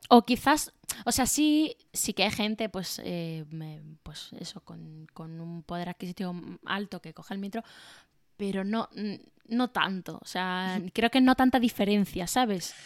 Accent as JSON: {"language": "Spanish", "town": "Málaga", "region": "Andalusia", "country": "Spain", "moved": "yes", "lives_now": "Madrid, Spain", "said": "yo soy de Málaga"}